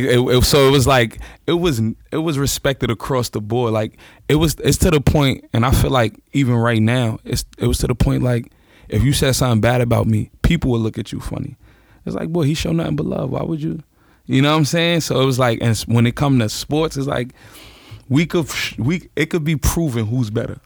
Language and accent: English; New York City, New York, United States; born or raised there